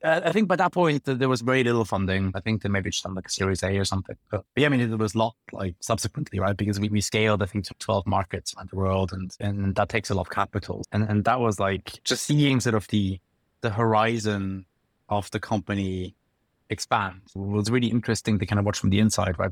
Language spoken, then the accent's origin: English; Bern, Switzerland; moved away as an adult; now in London, United Kingdom; I grew up in Switzerland and, and come from, like, the capital, like, Bern